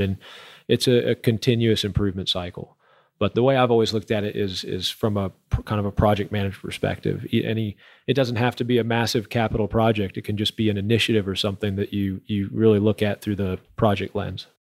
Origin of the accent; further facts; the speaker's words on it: Houston, Texas, United States; moved away as an adult; now in Permian Basin, United States; I'm from Houston